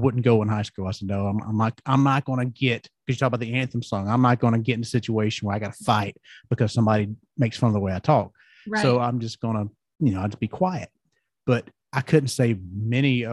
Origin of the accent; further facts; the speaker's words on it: the South, United States; accent: Southern; growing up in the South, you know, everybody has that kind of Southern accent